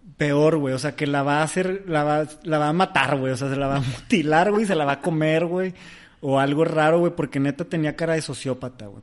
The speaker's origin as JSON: {"language": "Spanish", "country": "Mexico", "said": "soy mexicano"}